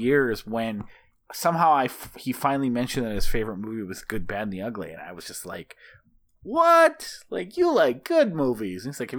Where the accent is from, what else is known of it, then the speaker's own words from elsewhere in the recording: Midwest, United States; I grew up in the Midwest, and I fucking don't like, I actually think like open plains is kind of ugly.